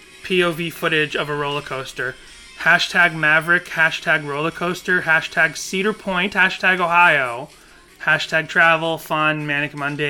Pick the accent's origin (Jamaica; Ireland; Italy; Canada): Ireland; I'm Irish, by the way.